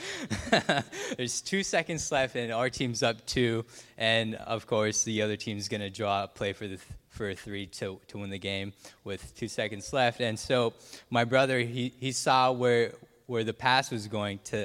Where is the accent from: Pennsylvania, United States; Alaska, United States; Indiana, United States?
Alaska, United States; Noorvik; I'm from Norvik, Alaska